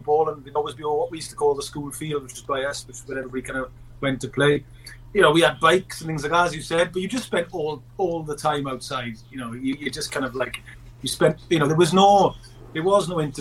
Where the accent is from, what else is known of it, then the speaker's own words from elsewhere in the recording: Merthyr Tydfil, Wales, United Kingdom; I'm born and bred in Merthyr Tydfil in the South Wales Valleys